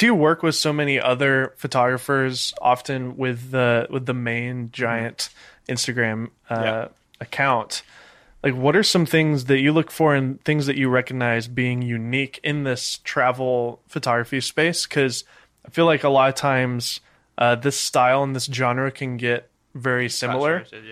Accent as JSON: {"language": "English", "town": "Nashville", "region": "Tennessee", "country": "United States", "moved": "yes", "lives_now": "Laguna Beach, United States", "said": "I'm from Nashville, Tennessee, originally, which is pretty far away"}